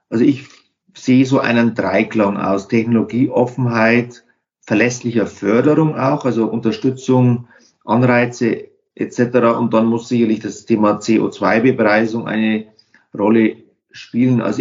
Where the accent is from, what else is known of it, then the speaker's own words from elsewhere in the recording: Bavaria, Germany; In meiner Heimatregion gibt es die Stadtwerke Wunsiedel und dort einen Pionier, den dortigen Geschäftsführer, der den Wunsiedler Weg erfunden hat, den wir hier in der Region alle mitgehen wollen.